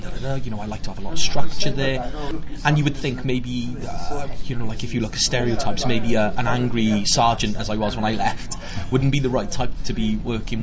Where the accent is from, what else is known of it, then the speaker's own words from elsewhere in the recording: Wales, United Kingdom; We're Welsh